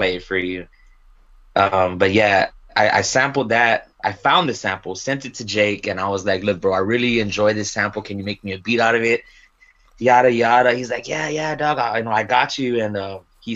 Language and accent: English; San Antonio, Texas, United States; That's San Antonio, Southside San Antonio. I've always been in Texas